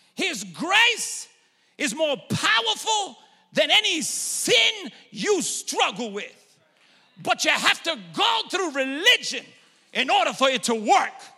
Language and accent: English; New York, United States; moved away; I'm originally from New York